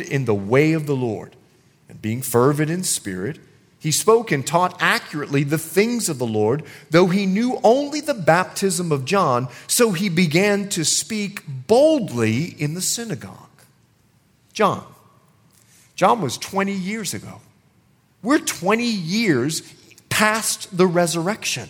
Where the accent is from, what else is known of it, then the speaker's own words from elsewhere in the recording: Bahamas; I'm from the Bahamas